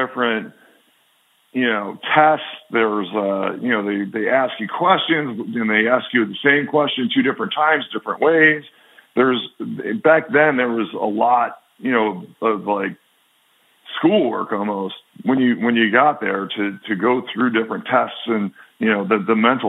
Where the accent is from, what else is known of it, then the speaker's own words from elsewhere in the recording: Buffalo, New York, United States; now in Philadelphia, United States; A lot of people like I grew up with in Buffalo.